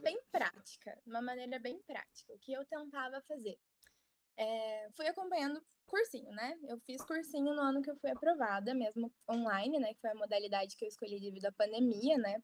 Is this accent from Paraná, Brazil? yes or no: yes; Ponta Grossa, Paraná, Brazil; moved away as an adult; now in Curitiba, Brazil; Eu sou de Ponta Grossa, Paraná, e meu objetivo era ter passado na Universidade Estadual de Ponta Grossa